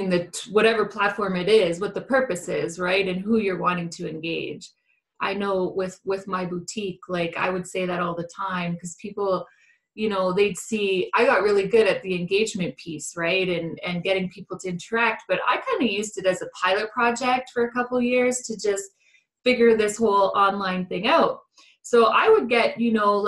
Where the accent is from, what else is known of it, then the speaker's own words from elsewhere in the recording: Canada; I'm Canadian